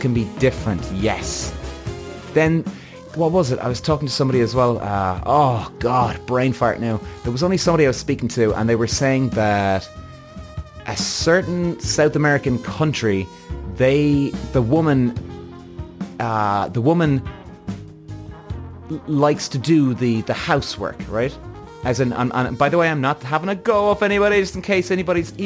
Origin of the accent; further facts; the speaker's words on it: Ireland; Irish. I'm Irish. And I live in Ireland